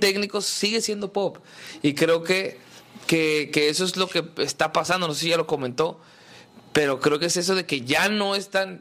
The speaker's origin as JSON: {"language": "Spanish", "town": "Hermosillo", "region": "Sonora", "country": "Mexico", "said": "yo soy de Hermosillo"}